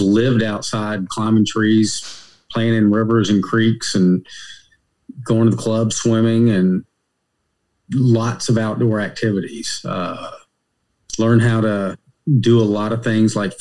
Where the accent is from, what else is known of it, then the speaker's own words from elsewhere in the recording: Hopkinsville, Kentucky, United States; moved away as an adult; also born or lived in Nashville, Tennessee; now in Raleigh, United States; Born in Nashville, Tennessee, but at a very early age, moved to a small town in Western Kentucky called Hopkinsville, Kentucky.